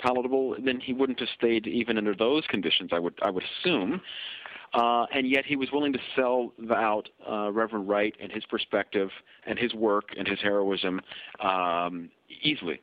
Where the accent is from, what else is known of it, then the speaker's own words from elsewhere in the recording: Canada; as a Kenyan-Canadian